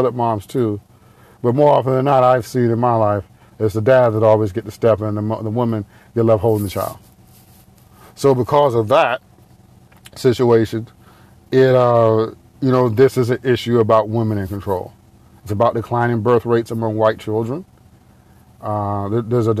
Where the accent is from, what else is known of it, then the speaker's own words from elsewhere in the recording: Detroit, Michigan, United States; accent: Detroit; my Detroit accent